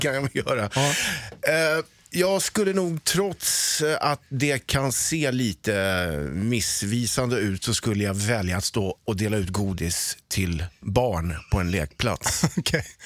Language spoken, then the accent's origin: Swedish; Sweden; som ödmjuk svensk som man är